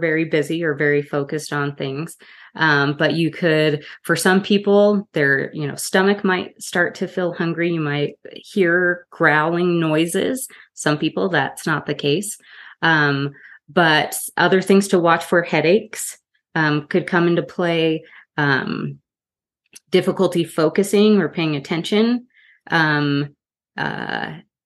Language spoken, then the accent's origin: English; Utah, United States; I grew up here in Utah